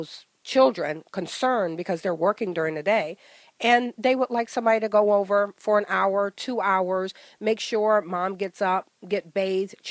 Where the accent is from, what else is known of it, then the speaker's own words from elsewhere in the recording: Ohio, United States; moved away as an adult; also born or lived in Old Bridge, New Jersey; now in New Jersey, United States; I'm originally from Ohio, moved here from a corporate relocation for my husband